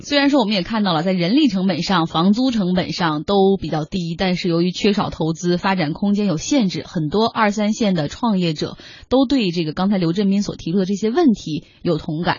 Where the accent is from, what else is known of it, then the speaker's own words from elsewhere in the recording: Harbin, Heilongjiang, China; moved away; 像是我的老家哈尔滨